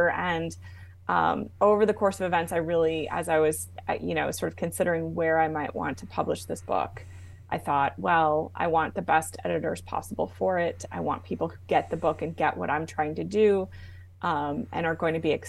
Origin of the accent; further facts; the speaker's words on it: Arizona, United States; also born or lived in New Jersey / Germany; readers will learn that I was born in New Jersey. And um, uh, when my parents separated, uh, my mother moved us to Arizona, where her parents had retired to um, from DC.